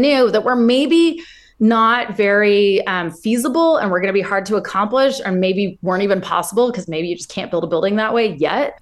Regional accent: Ventura, California, United States; where I grew up in Ventura

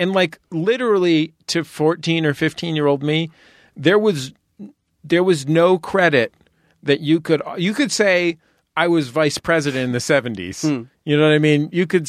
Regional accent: San Francisco, California, United States; I'm from San Francisco.

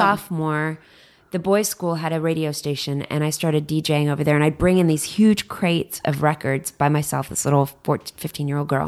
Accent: Dallas, Texas, United States; also born or lived in Bethesda, Maryland / San Francisco / San Diego; now in Los Angeles, United States; growing up in Dallas

